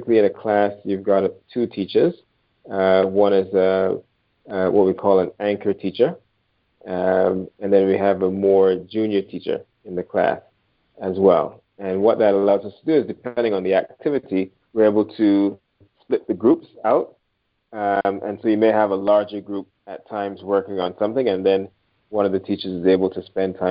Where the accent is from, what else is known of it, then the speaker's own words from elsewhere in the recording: Barbados; moved away; I'm originally from Barbados. When I grew up in Barbados, we were streamed quite early on